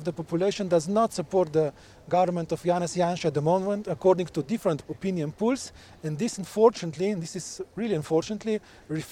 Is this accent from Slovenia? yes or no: yes; Slovenia; I'm coming from Slovenia